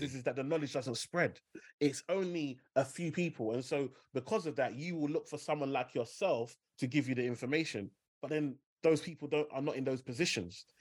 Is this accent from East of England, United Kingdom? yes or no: no; London, United Kingdom; Growing up in Limehouse, you know, you share a postcode with Canary Wharf, so E14